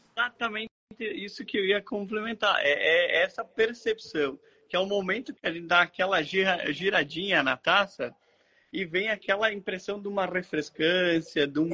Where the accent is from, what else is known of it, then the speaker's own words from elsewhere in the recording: Bento Gonçalves, Rio Grande do Sul, Brazil; eu sou natural da Serra Gaúcha, é, Bento Gonçalves, terra da, do vinho